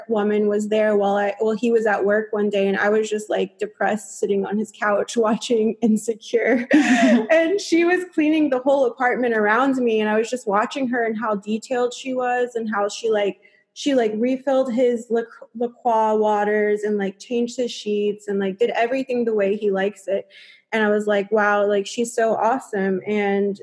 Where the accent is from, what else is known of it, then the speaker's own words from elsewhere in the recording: United States; moved away as an adult; also born or lived in Europe; being an American, playing in Europe